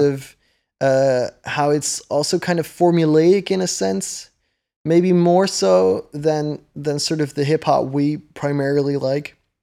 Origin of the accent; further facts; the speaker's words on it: Netherlands; first language Dutch; English is a second language; I'm from the Netherlands, so English isn't, like, a native language here or anything. It's, uh, it's my second language.